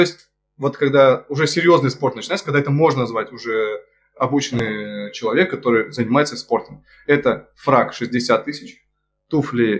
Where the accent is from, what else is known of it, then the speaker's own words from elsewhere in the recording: Krasnoyarsk, Krasnoyarsk Krai, Russia; moved away; also born or lived in Achinsk; я родился под Красноярском, это еще хуже